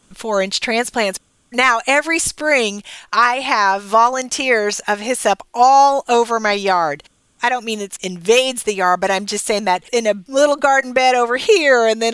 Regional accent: Dallas, Texas, United States; my hometown newspaper, the Dallas Morning News

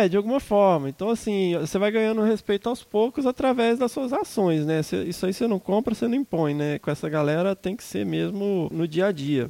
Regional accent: Minas Gerais, Brazil; já sou mais montanha, eu sou mineiro mesmo

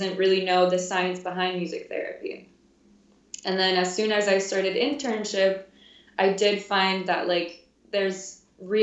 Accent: Fort Lauderdale, Florida, United States; moved away as an adult; now in Chicago, United States; I am from Fort Lauderdale, which is about a 45-minute drive from the University of Miami. So always lived in Florida until now.

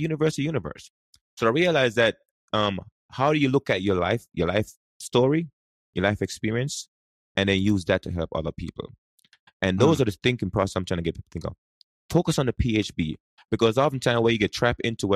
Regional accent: Jamaica; English is a second language; now in United States; I grew up in Jamaica. And, you know, we learn English at school, but we speak something else.

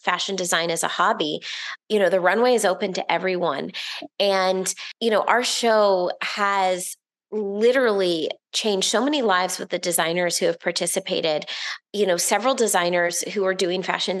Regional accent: Orlando, Florida, United States; I grew up in Orlando, Florida

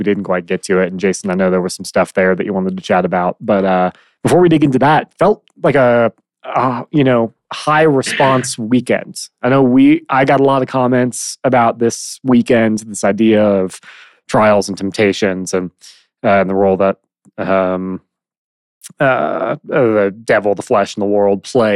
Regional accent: Midwest, United States; moved away; I grew up in the Midwest, and we didn't have mountains anywhere near us

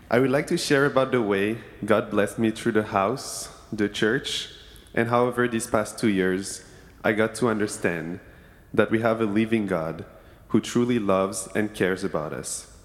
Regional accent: Senegal; now in Berkeley, United States; I grew up in Senegal, West Africa, and, was an inter- and I'm an international student, and have never been in the area.

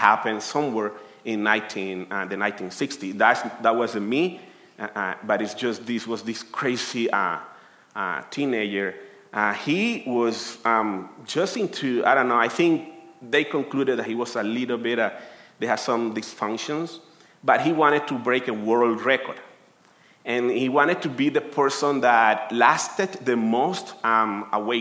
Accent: Colombia; English is a second language; moved away as an adult; now in United States; I'm from Colombia, and I have been here in the United States for 13 years

